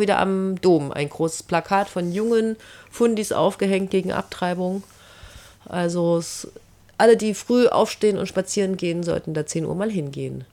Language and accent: German; Germany; now in Salzburg, Austria; ich komme ja aus der DDR.